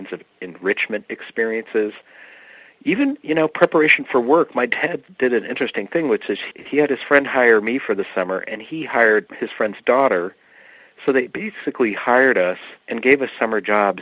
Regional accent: Bloomfield Hills, Michigan, United States; moved away as an adult; also born or lived in Worcester, Massachusetts / Western Massachusetts; the bubble where I grew up in Bloomfield Hills, Michigan

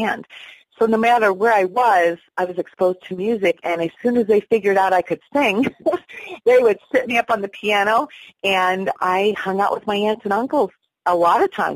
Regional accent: St. Marys, Pennsylvania, United States; I grew up in Pennsylvania, beautiful area, Pennsylvania, St. Mary's

